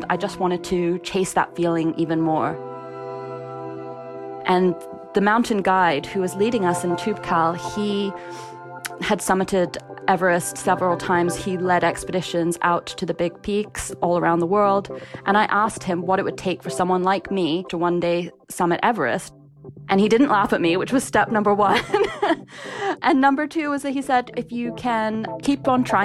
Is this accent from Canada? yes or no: yes; Ottawa, Ontario, Canada; also born or lived in Kingston upon Thames, London, England; I was born in Kingston-upon-Thames in London, England, which is a very flat part of the country. I did move to Ottawa, Canada when I was 10